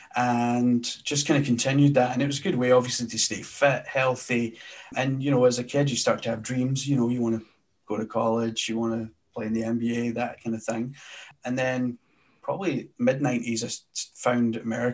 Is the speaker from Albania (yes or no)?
no; Glasgow, Scotland, United Kingdom; accent: Scottish; now in Edinburgh, United Kingdom; I am originally from Glasgow, Scotland